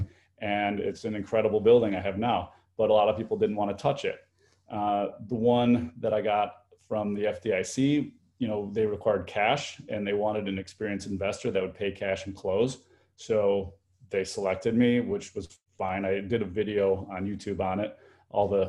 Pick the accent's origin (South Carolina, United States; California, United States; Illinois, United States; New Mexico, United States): Illinois, United States; Chicago; I'm from Chicago